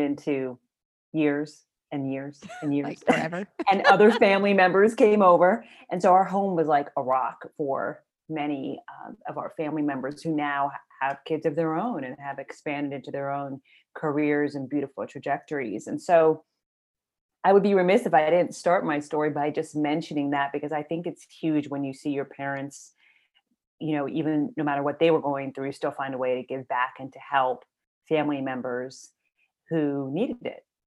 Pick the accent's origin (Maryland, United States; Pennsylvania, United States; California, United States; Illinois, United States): Maryland, United States; I grew up in Maryland, and my parents migrated from Ethiopia